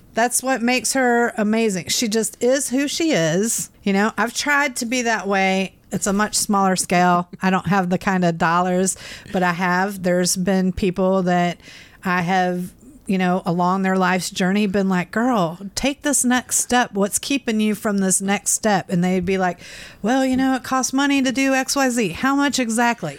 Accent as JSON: {"language": "English", "region": "Midwest", "country": "United States", "tie": "born or raised there", "also_born_or_lived": "Pensacola, Florida", "moved": "yes", "said": "I was raised first in the Midwest and then went to Pensacola, Florida, and lived there like 30 years"}